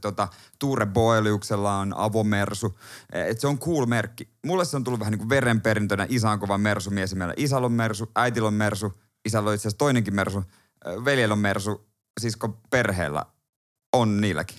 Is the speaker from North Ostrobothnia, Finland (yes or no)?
no; Seinäjoki, South Ostrobothnia, Finland; now in Helsinki, Finland; totta kai mä oon Seinäjoelta